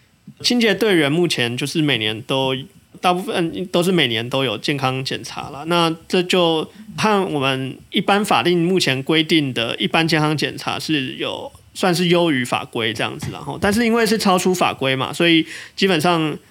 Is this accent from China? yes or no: no; Tainan, Taiwan; 那我自己作为台南人，好像也蛮可以理解这一点的，